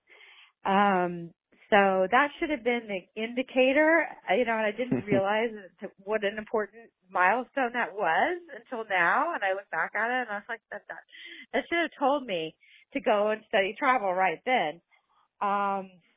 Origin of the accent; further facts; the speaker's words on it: Indiana, United States; now in Los Angeles, United States; I'm from Indiana, a small town